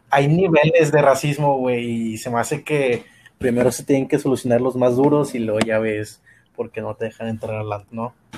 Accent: Mexico; aquí en México

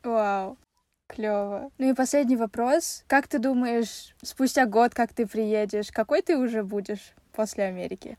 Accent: Kazakhstan; в нашем Казахстане

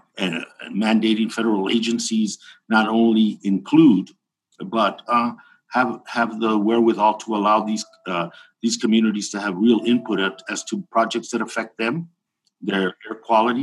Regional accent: Tucson, Arizona, United States; here in my hometown of Tucson, Arizona

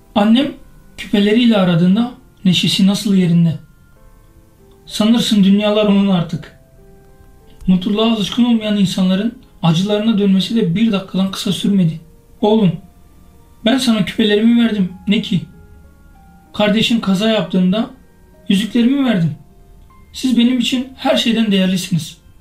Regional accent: Kızıltepe, Mardin, Turkey; moved away; Kızıltepe'nin yolunu tuttum. Ne de olsa doğup büyüdüğüm şehirde

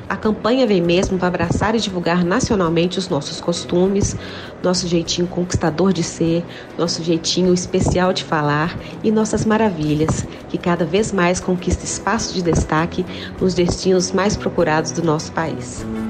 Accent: Minas Gerais, Brazil; O nosso sotaque, a nossa simplicidade, a hospitalidade são características fortes que estão presentes no cotidiano de nós mineiros.

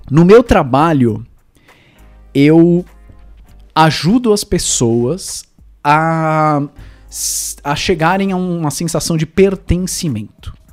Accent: Zimbabwe; born there; also born or lived in United States; Eu nasci no Zimbábue e, e, e numa, numa, numa vila de, de pescadores

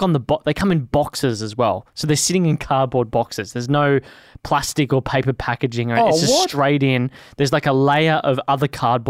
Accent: Melbourne, Victoria, Australia; Moorabbin, Bentley, Hyatt. That was where I grew up.

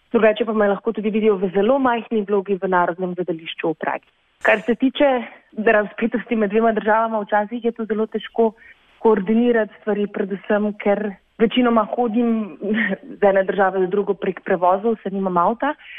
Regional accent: Slovenia; moved away as an adult; also born or lived in Prague, Czech Republic; now in Czech Republic; nas, slovencev, ki pač angliško govorimo, vsi

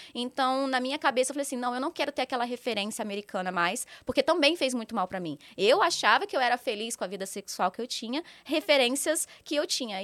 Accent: Volta Redonda, Rio de Janeiro, Brazil; moved away as an adult; now in São Paulo, Brazil; eu sou natural de Volta Redonda, Rio de Janeiro

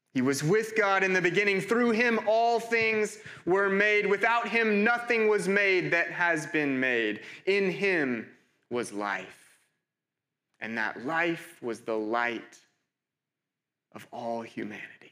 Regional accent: United States; moved away as an adult; also born or lived in Cambridge; I'm, I'm from America.

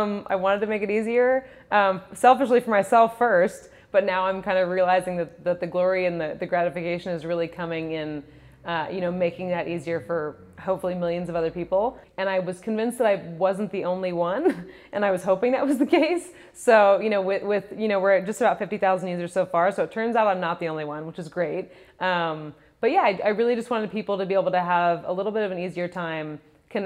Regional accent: Santa Monica, California, United States; also born or lived in Rhode Island; I was born and raised in Santa Monica, super close

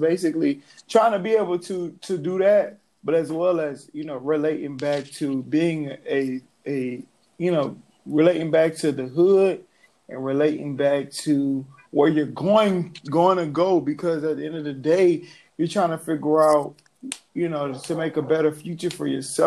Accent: Atlanta, Georgia, United States; also born or lived in New Orleans; I'm from New Orleans, but raised in Atlanta

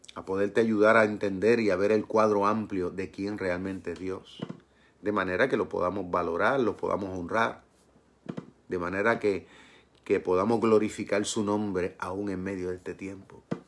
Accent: Puerto Rico; mi pueblo en Puerto Rico

